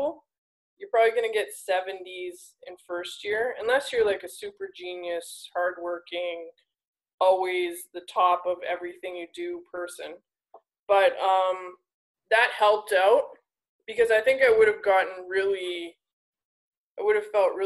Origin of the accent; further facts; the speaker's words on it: Alberta, Canada; I'm from Alberta